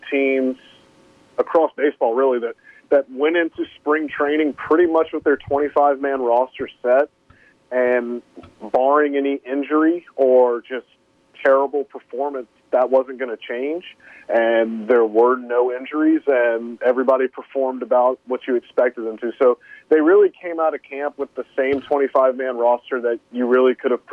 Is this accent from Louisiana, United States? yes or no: yes; Louisiana, United States; now in Houston, United States; I'm from Louisiana, and like I'm from the South